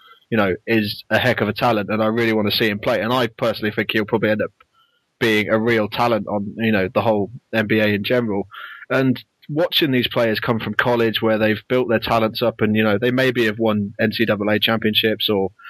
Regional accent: England, United Kingdom; as an English person and a fan of British sports, we don't really see that over here.

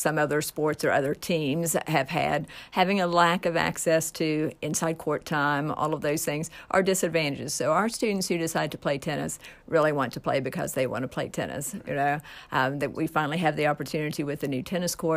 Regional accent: Nitro, West Virginia, United States; I came from Nitro. Nitro was not a huge community either

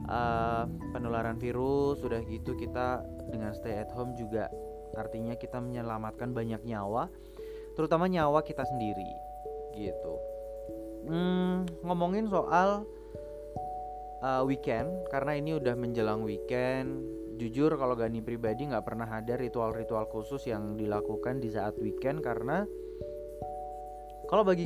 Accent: Yogyakarta, Special Region of Yogyakarta, Indonesia; sebagai orang Jogja gini lebih memilih untuk mengunjunginya kalau pas weekdays aja gitu dan kebetulan untuk di Jogja sendiri

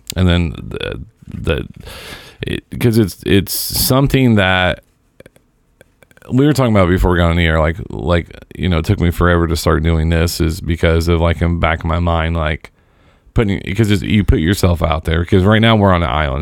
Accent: Seymour, Indiana, United States; my hometown. And if you've listened to any of the shows I've ever done, that is the big metropolis of Seymour, Indiana

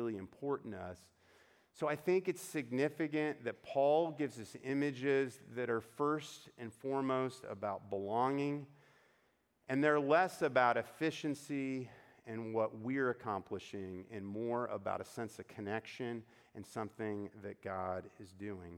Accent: United States; as Americans

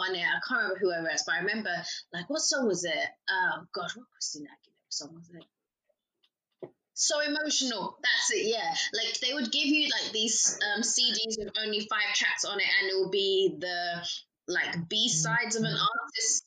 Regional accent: Chelmsford, East of England, United Kingdom; also born or lived in London; I grew up in Essex

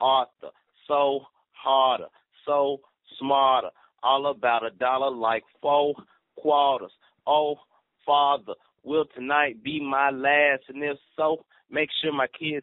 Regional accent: the South, United States; I'm from the South. So, you know, I just actually just, I don't know how, just dropped the R

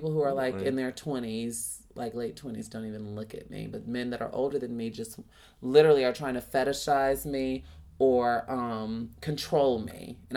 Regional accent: Chicago, Illinois, United States; with me growing up in Chicago, I wasn't bullied per se

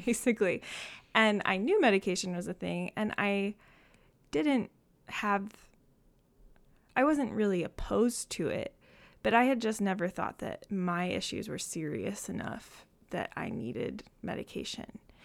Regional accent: Saginaw, Michigan, United States; I am from Saginaw, Michigan, so not too far from Ann Arbor

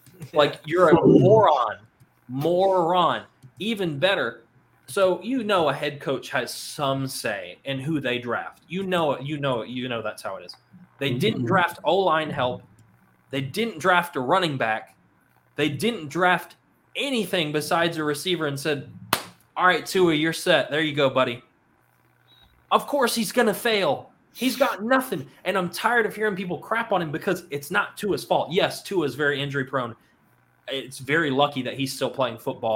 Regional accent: Alabama, United States; I'm from Alabama.

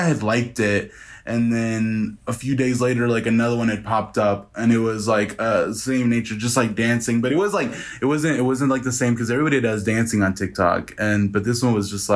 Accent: Hanford, California, United States; moved away as an adult; now in Reno, United States; I come from Hanford, California, but I live in Reno, Nevada

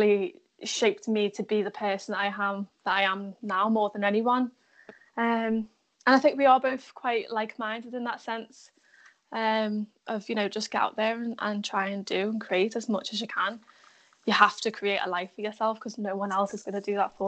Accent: Liverpool, North West England, United Kingdom; being a Scouser. We are actually some of the most friendliest people.

